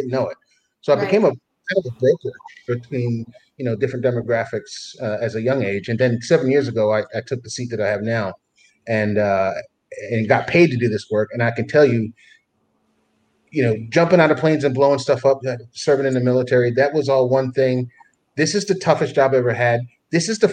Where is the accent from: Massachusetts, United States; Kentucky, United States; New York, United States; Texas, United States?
New York, United States; New York City; I was born in the Bronx, New York, born and raised in the Bronx